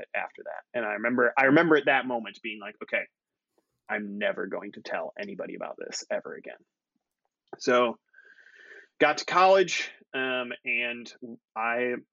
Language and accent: English; Waukesha, Wisconsin, United States; I grew up in Waukesha, Wisconsin